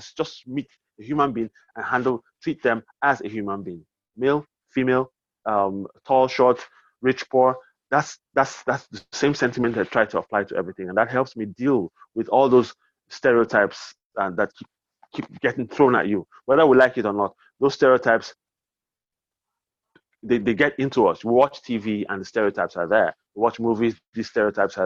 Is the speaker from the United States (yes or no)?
no; Nigeria; in our society in Nigeria